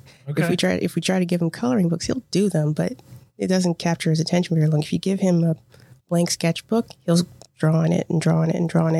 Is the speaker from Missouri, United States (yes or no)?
yes; St. Louis, Missouri, United States; moved away as an adult; now in Fairborn, United States; I'm born and raised in St. Louis, Missouri, North County in Spanish Lake.